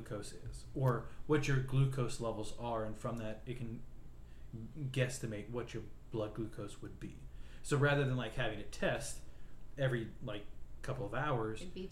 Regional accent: North Carolina, United States; moved away; I grew up in North Carolina

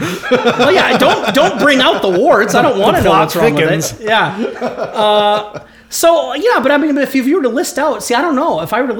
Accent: Ohio, United States; now in Minnesota, United States; I'm from Ohio.

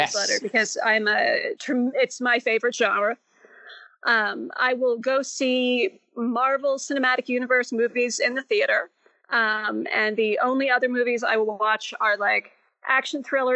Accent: Canada; now in Utah, United States; I am Canadian, but I live in Utah

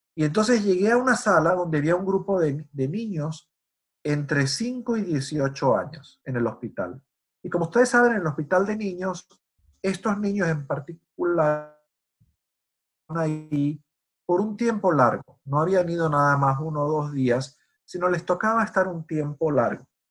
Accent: Venezuela; moved away; Yo nací crecí en Venezuela y nunca había estado en Estados Unidos

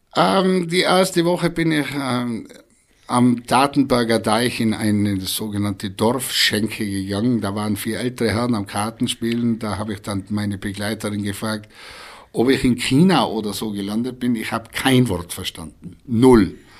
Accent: Breitenwang, Tyrol, Austria; accent: Reutener Dialekt; moved away as an adult; also born or lived in Reutte / Hamburg; Ein Breitenwanger, gebürtig in Breitenwanger

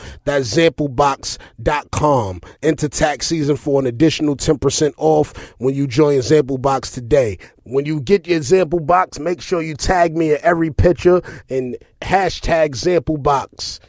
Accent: La Ceiba, Atlántida, Honduras; also born or lived in Tegucigalpa; know, I derived from Tegucigalpa, Honduras. You dig what I'm saying? That's just the capital, but I'm really from La Ceiba. Shout out to all the cacrachos in La Ceiba.

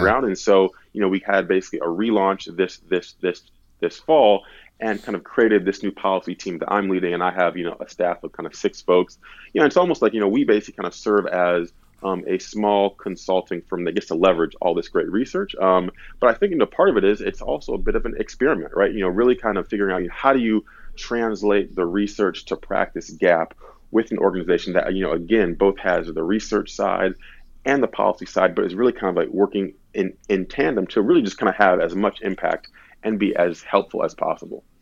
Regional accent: Detroit, Michigan, United States; moved away as an adult; also born or lived in East Coast; now in Detroit, United States; I grew up in the Detroit area

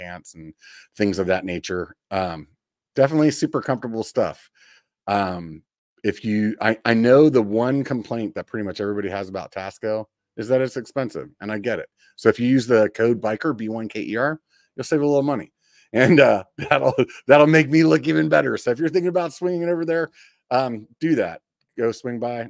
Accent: Pennsylvania, United States; now in California, United States; I'm originally from Pennsylvania

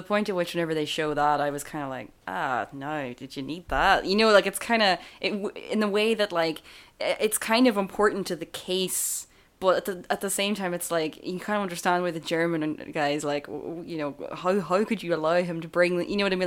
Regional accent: Ireland; as Irish people

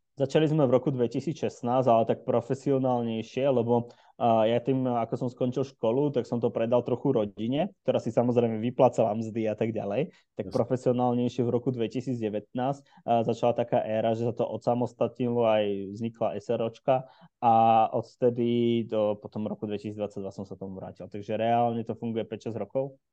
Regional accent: Žilina, Žilina Region, Slovakia; v Žiline, odkiaľ pochádzam

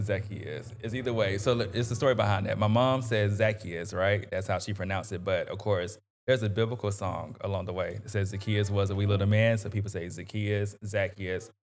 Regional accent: North Augusta, South Carolina, United States; grew up in North Augusta

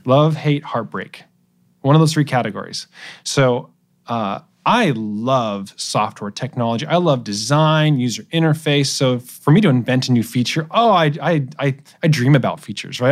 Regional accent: Portland, Oregon, United States; moved away as an adult; also born or lived in Santa Barbara, California / Davis, California; I'm originally from Portland, Oregon. Uh, grew up there until I was eighteen

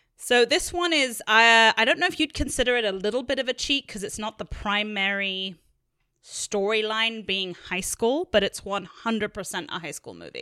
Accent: England, United Kingdom; as a young girl in England

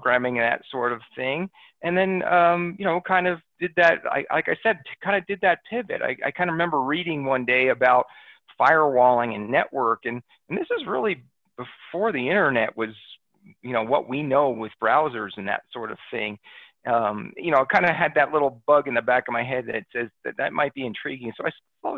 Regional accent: New Jersey, United States; moved away; I'm from back east originally. I grew up in New Jersey

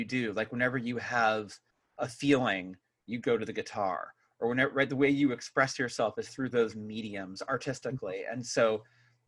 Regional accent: Bay Area, California, United States; I grew up here in the Bay Area as a punk rock kid

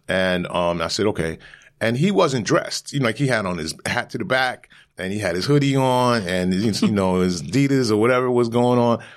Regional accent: New York City, New York, United States; I'm from Brooklyn

